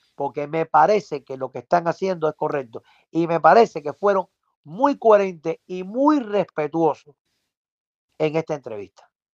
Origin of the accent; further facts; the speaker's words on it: Cuba; moved away; como cubanos al fin tenemos la responsabilidad